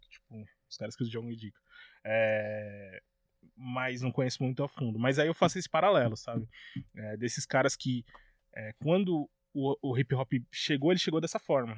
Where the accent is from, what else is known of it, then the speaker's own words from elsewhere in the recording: São Paulo, Brazil; lá na minha quebrada, na Arena do Flow, lá em Guanazes